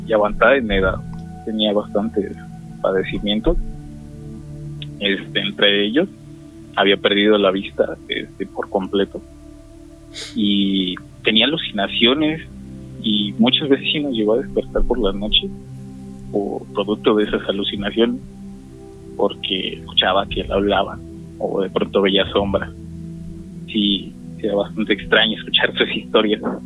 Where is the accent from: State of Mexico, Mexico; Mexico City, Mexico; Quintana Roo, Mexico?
State of Mexico, Mexico; soy del Estado de México